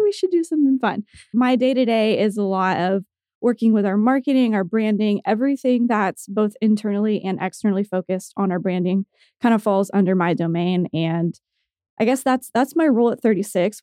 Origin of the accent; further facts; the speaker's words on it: Tulsa, Oklahoma, United States; I grew up in Tulsa. I was born here, raised here, went to college here, and have stayed here